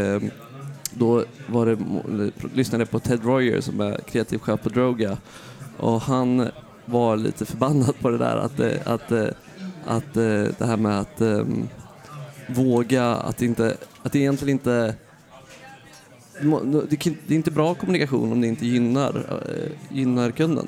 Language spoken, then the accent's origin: Swedish; Sweden; moved away as an adult; also born or lived in Amsterdam, Netherlands; now in New York, United States; som svensk